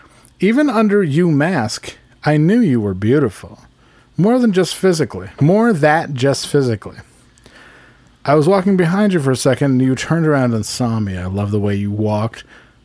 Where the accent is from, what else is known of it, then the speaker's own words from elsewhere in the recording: Netherlands; English is a second language; I'm from the Netherlands.